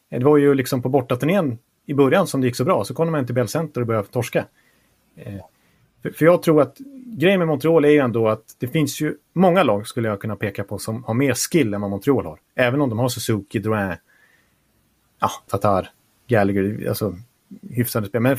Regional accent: Norway; Bättre betyg än vad jag kommer från, från Norge kan jag säga.

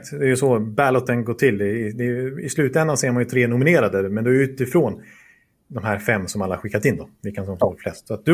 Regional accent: Stockholm, Stockholm County, Sweden; Ja, men vi, vet, jag är stockholmare.

